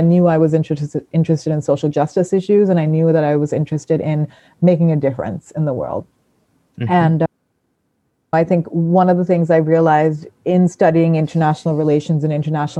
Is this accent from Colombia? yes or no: no; Sri Lanka; moved away as an adult; also born or lived in Thailand; now in United States; So I came to the US when I was 18 for university. I'm from Sri Lanka and Thailand. I sort of grew up between those two places